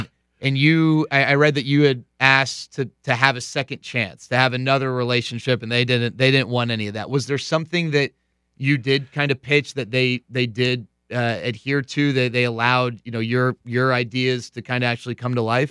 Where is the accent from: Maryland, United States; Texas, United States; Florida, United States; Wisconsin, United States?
Texas, United States; growing up in Texas